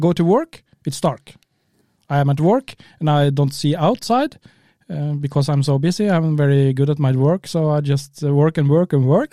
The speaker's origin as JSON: {"language": "English", "town": "Kristiansund", "region": "Møre og Romsdal", "country": "Norway", "second_language": "English", "said": "We come from Kristiansund in the north, northwest of Norway"}